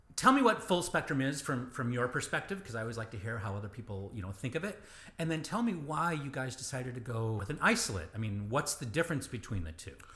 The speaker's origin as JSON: {"language": "English", "region": "Michigan", "country": "United States", "tie": "born or raised there", "said": "I grew up in Michigan"}